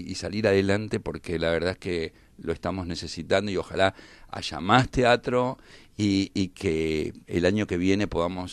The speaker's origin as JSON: {"language": "Spanish", "country": "Argentina", "said": "como argentino"}